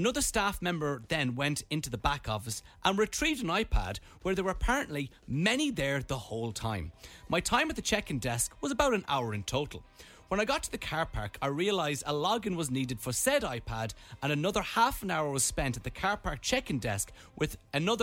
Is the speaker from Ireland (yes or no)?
yes; Ireland; I am from Ireland